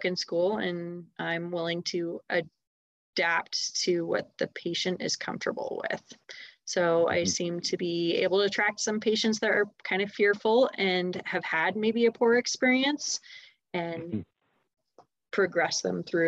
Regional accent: Steamboat Springs, Colorado, United States; also born or lived in Denver suburbs, Colorado; now in Denver, United States; I grew up in Steamboat Springs.

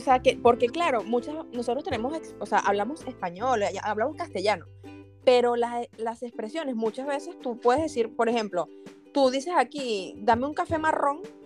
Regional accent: Venezuela; moved away as an adult; now in Spain; antes de decirme venezolano

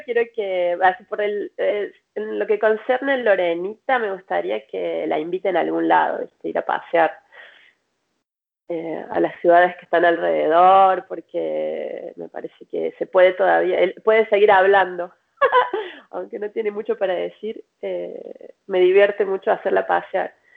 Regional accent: Córdoba, Argentina; moved away as an adult; now in Paris, France; como vengo de Córdoba, en Córdoba le decimos matijajic

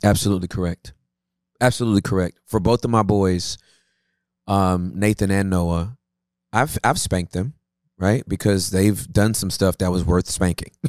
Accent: Inglewood, California, United States; I was born in Inglewood, California

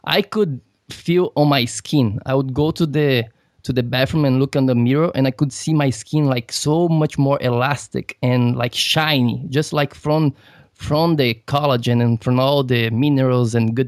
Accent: Brazil; I am from Brazil

